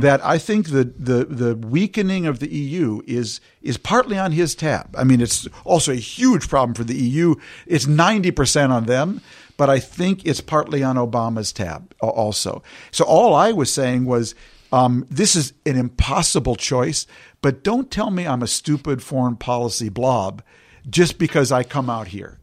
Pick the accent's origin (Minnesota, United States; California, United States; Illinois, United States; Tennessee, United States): Minnesota, United States; St. Louis Park; moved away as an adult; I grew up in Saint Louis Park and went to school, public school with the same kids